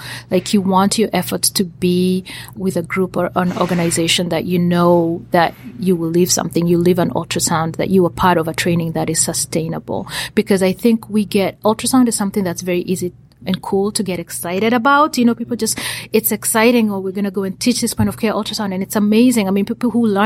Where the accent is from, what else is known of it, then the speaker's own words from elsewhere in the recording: Kenya; now in United States; most of my activities are located in Kenya, where I am from. I'm Kenyan